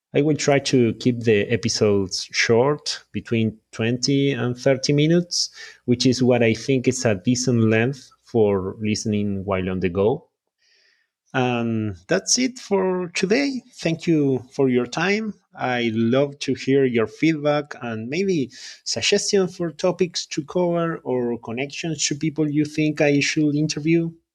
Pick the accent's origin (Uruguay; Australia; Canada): Uruguay; first language Spanish; English is a second language; moved away as an adult; now in California, United States; I'm a native Spanish speaker, yeah. I'm from Uruguay in South America, and in two thousand nineteen, my wife and I moved to California for a couple of years.